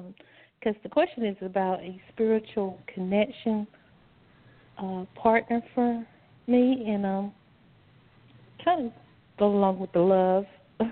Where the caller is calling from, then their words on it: North Carolina, United States; Calling from North Carolina.